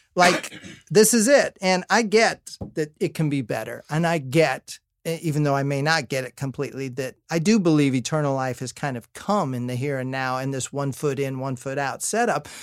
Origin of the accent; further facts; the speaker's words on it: Indiana, United States; I'm from Indiana